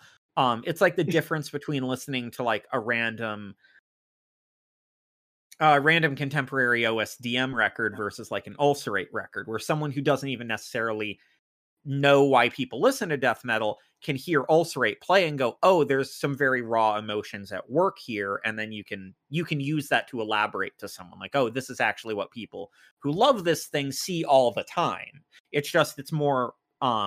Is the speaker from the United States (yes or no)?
yes; United States; I'm American